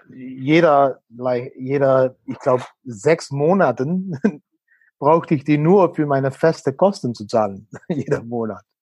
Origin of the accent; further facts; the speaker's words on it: Netherlands; German is a second language; moved away as an adult; als Holländer